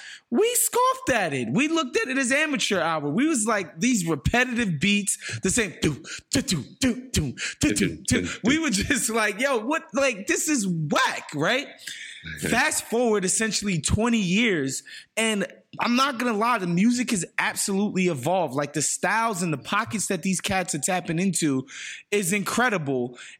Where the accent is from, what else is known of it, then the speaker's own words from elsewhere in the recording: New York City, New York, United States; I grew up in New York City at the time when reggaeton first basically happened.